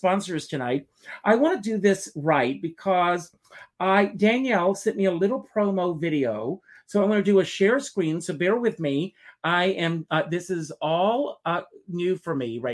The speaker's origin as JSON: {"language": "English", "region": "South Carolina", "country": "United States", "tie": "born or raised there", "moved": "as an adult", "said": "I grew up in the South, South Carolina"}